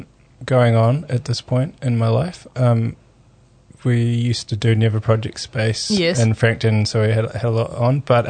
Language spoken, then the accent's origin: English; Shanghai, China; now in New Zealand; growing up in Shanghai.